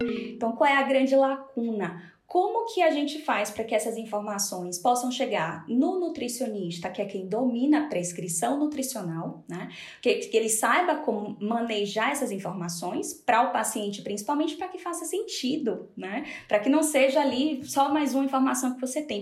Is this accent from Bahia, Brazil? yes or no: yes; Salvador, Bahia, Brazil; moved away as an adult; now in Spain; sou de Salvador, hoje moro na Espanha